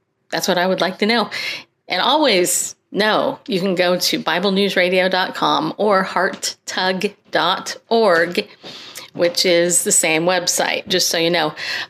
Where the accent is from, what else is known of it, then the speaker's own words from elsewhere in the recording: New York, United States; born there; I was born in New York. Okay, don't hold it against me.